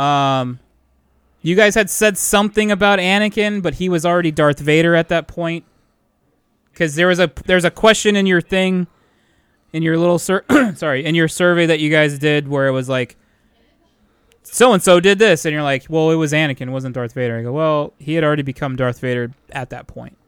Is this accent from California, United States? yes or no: yes; California, United States; we're all from California